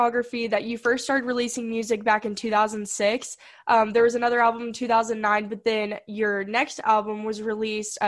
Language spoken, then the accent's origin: English; Argyle, Texas, United States; I'm from Argyle.